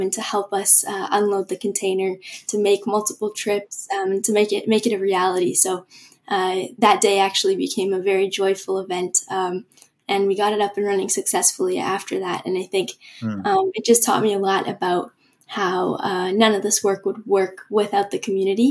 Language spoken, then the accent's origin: English; Vancouver, British Columbia, Canada; I loved growing up in Vancouver